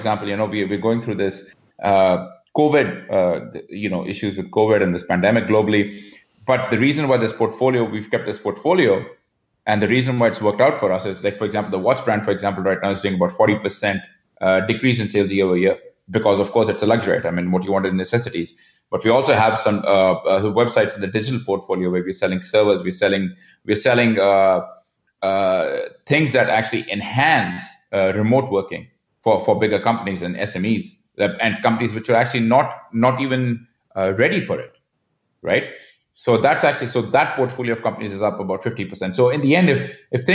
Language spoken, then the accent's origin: English; India; moved away as an adult; also born or lived in Mumbai / Vancouver; now in Canada; growing up in India